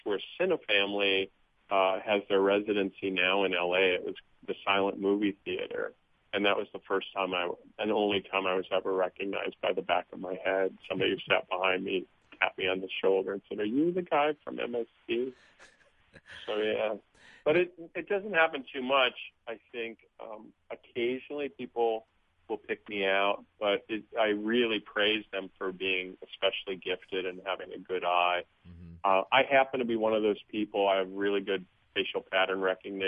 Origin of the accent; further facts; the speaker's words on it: Wisconsin, United States; I grew up in Wisconsin